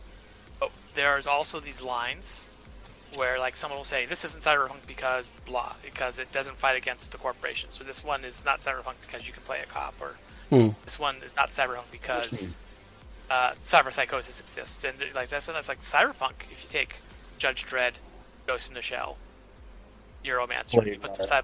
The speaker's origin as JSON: {"language": "English", "region": "Massachusetts", "country": "United States", "also_born_or_lived": "North Carolina / New York State", "moved": "yes", "said": "I'm from Massachusetts"}